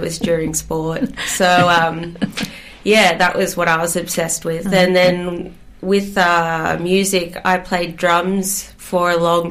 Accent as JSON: {"language": "English", "town": "Gerringong", "region": "New South Wales", "country": "Australia", "tie": "born or raised there", "also_born_or_lived": "Greystanes, Western Sydney / Glasgow, Scotland"}